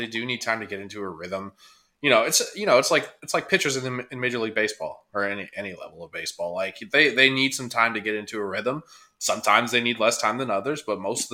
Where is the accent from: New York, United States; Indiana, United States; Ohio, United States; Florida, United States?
Indiana, United States; I'm from Indiana